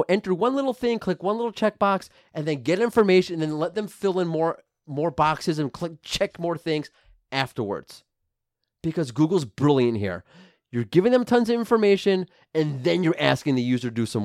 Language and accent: English; New York, United States; I'm from New York.